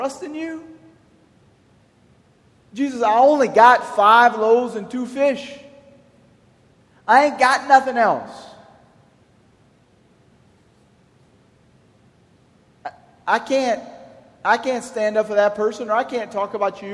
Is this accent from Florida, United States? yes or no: no; Church Point, Louisiana, United States; also born or lived in Rayne, Louisiana; I'm from Church Point, I was baptized in Rain.